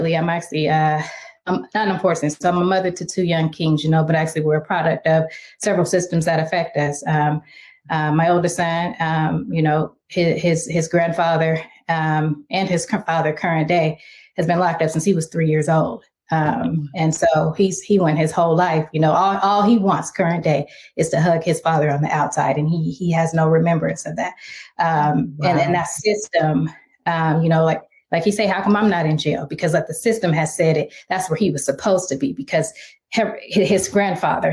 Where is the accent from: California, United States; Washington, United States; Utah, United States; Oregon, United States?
Washington, United States; Seattle; also born or lived in Little Rock, Arkansas; I'm from Little Rock, Arkansas, and I grew up in Seattle